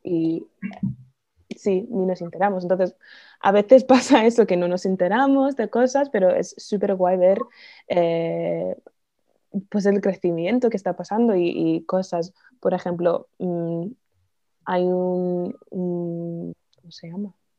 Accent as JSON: {"language": "Spanish", "region": "California", "country": "United States", "second_language": "Spanish", "moved": "as an adult", "lives_now": "Spain", "said": "soy de Estados Unidos"}